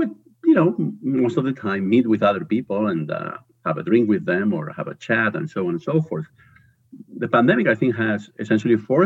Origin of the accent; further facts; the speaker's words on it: Spain; English is a second language; moved away as an adult; also born or lived in United States; now in United Kingdom; I'm originally from Spain. I think people will detect an accent pretty quickly